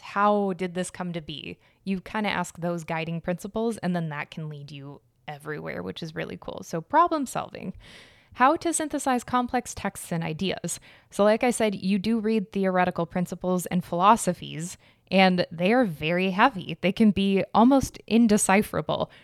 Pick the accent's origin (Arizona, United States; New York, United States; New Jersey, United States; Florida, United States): Arizona, United States; I was born and raised in Arizona, so Spanish was just, like, everywhere.